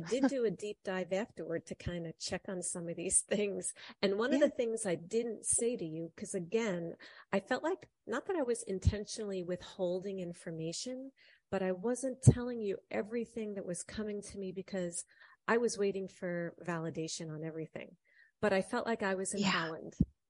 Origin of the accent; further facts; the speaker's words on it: Ireland; You know, I'm Irish. I know potatoes grow in Ireland